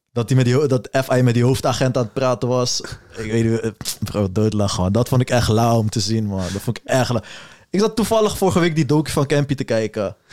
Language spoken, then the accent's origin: Dutch; Netherlands; als Nederlander